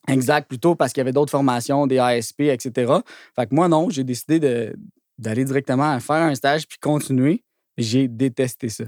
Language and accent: French; Blainville, Quebec, Canada; je un petit gars de Blainville aussi à, la base. Là. Fait que c'était comme un parfait, euh, un parfait timing pour se réinstaller dans un petit commerce de ma ville natale